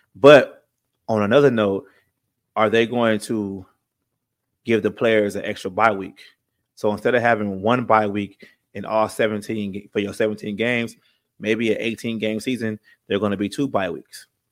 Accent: California, United States; I'm from California. I live in San Bernardino right now

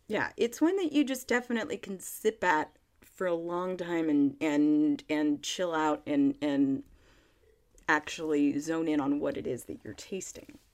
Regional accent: Monterey County, California, United States; Petit Paisson Winery in Monterey County in California. That sounds very fancy, but it's actually just my hometown winery.

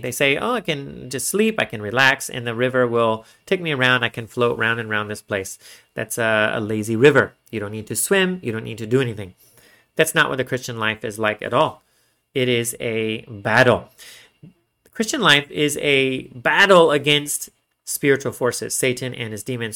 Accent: Texas, United States; I'm from Texas

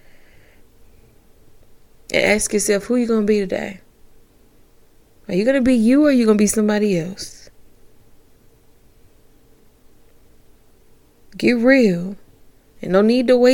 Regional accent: Augusta, Georgia, United States; somebody from Augusta, Georgia

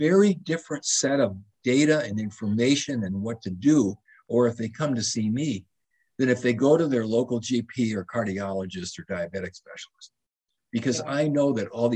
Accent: Madison, Wisconsin, United States; moved away; I grew up in Madison, Wisconsin

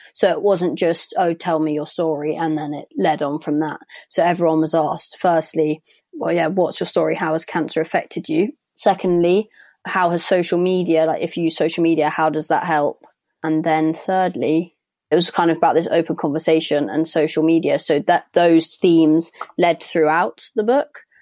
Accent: London, United Kingdom; I'm from London

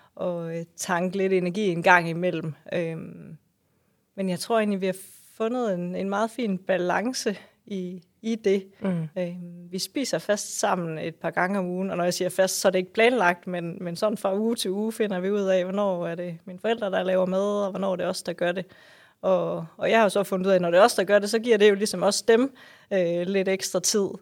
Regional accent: West Jutland, Central Denmark Region, Denmark; min, mit barndomshjem, min fødegård, øhm, er en trælænget gård, som ligger ude, som du sagde, i, i Nationalparken

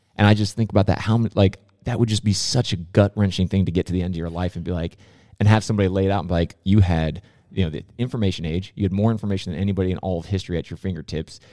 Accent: San Diego, California, United States; I grew up in, uh, Rancho Peñasquitos in San Diego, California

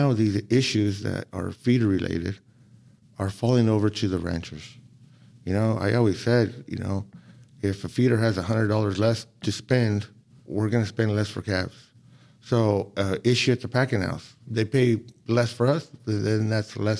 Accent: Brawley, California, United States; I'm from the Imperial Valley, Brawley, California

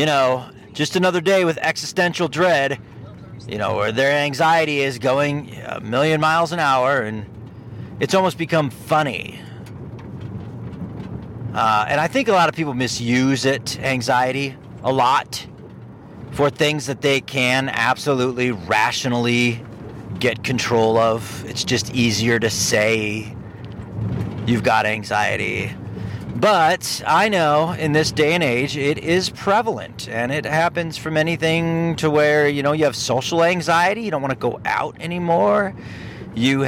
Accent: Ohio, United States; moved away as an adult; now in Michigan, United States; Growing up in Ohio, living in Ohio for 40 years, I never had a dirt road anywhere

